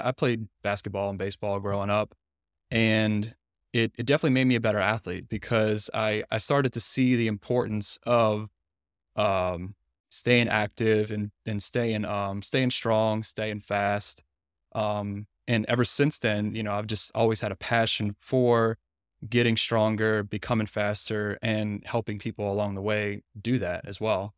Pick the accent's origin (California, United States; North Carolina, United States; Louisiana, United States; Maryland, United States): Louisiana, United States; moved away as an adult; now in Tyler, United States; I'm from Louisiana too. I grew up there, um, for the first twenty-eight years of my life